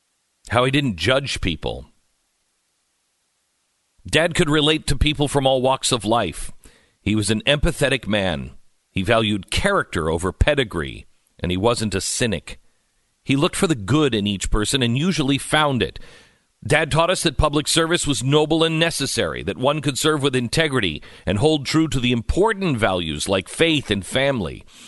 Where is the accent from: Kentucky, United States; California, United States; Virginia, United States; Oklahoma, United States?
Oklahoma, United States; I'm from Oklahoma. There's no privilege at all in that.